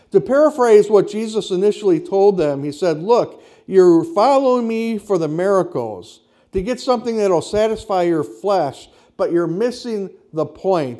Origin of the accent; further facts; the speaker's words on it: Kenosha, Wisconsin, United States; I grew up in the Lutheran church on the south side of Kenosha